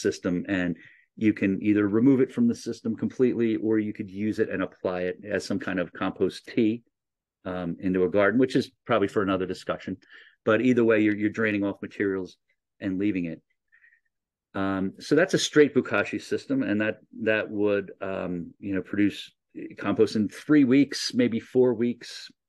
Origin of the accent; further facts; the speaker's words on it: New Jersey, United States; You know, I come from New Jersey. We weren't allowed to have chickens.